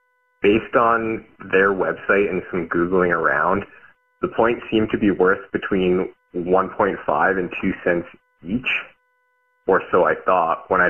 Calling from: Red Deer, Alberta, Canada; from Red Deer, Alberta.

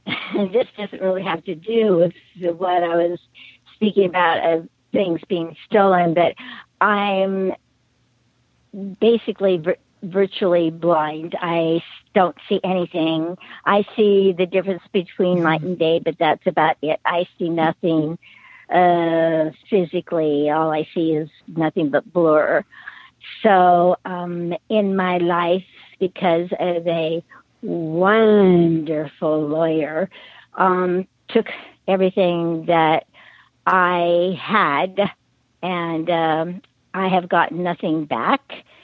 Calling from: Antioch, California, United States; I'm in between San Diego and San Francisco, so I'm kind of right dab in the middle of them both almost.

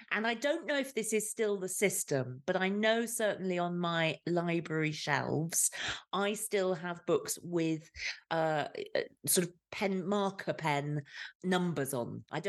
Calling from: Leinster, Ireland; I'm joining you from the hills of Southeast Ireland of County Kilkenny.

